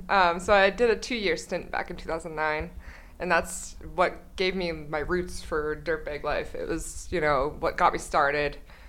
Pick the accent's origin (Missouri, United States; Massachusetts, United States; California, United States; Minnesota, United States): Massachusetts, United States; moved away as an adult; I'm from Massachusetts. I was raised there. And I went to college there, and I discovered climbing in college. Immediately got out of Massachusetts.